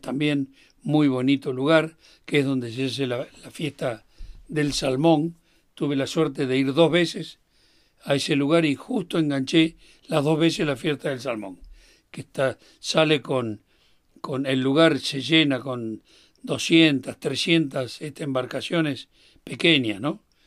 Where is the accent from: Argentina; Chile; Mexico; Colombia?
Argentina; Greater Buenos Aires and the Capital; para nosotros de que somos de Gran Buenos Aires y Capital